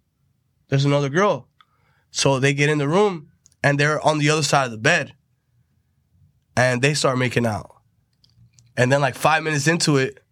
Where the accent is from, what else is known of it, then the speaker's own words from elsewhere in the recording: Tampa, Florida, United States; I grew up in Tampa.